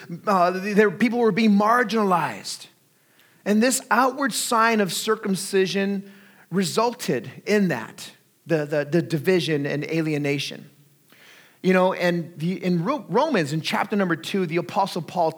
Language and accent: English; Artesia, California, United States; I grew up in Southeast Los Angeles County in a little city called Artesia